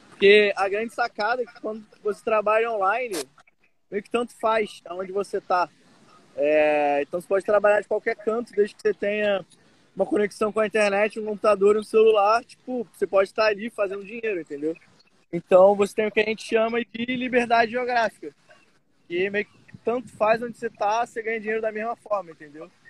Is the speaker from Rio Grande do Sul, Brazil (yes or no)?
no; Rio de Janeiro, Brazil; sou do Rio de Janeiro, carioca.